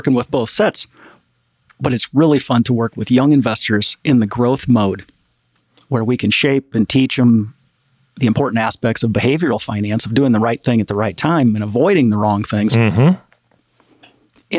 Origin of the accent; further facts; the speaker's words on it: Midwest, United States; I'm from the Midwest, small town